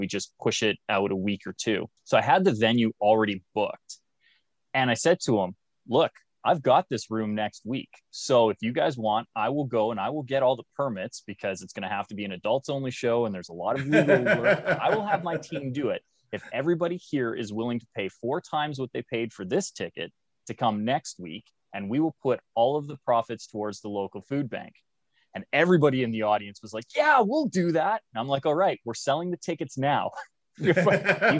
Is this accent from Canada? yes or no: yes; Canada; I'm Canadian